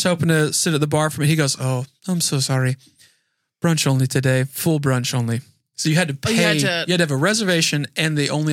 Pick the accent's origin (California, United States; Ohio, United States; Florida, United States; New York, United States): Florida, United States; Naples; I'm from Naples